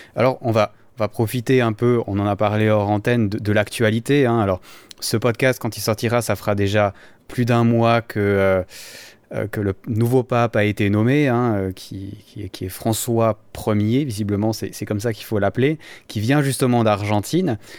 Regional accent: Valais, Switzerland; en tant que valaisan

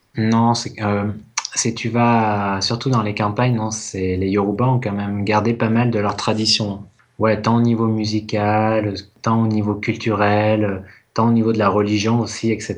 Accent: France; je suis français, tu vois, je suis pas anglais

